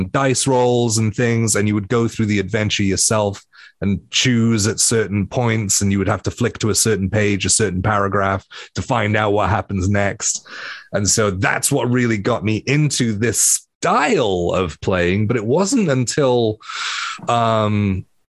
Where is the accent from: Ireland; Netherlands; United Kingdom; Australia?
United Kingdom; Wales; I grew up in Wales. We have a giant red dragon on our flag